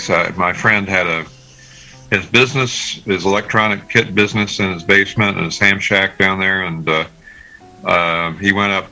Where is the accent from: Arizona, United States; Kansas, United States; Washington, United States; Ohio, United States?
Ohio, United States; Findlay; moved away; Yes, it was up in northern Ohio. I'm from Findlay, Ohio, originally. I went to school at Ohio State.